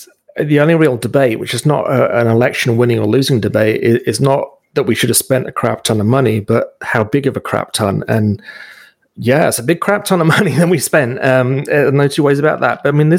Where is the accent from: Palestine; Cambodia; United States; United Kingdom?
United Kingdom; now in Canada; I remember when I came here from Britain and there was a electoral specialist back in Britain.